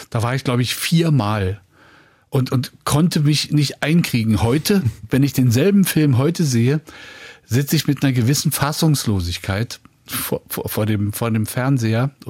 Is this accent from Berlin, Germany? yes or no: yes; Berlin, Germany; Äh, also als Berliner lehne ich Karneval grundsätzlich ab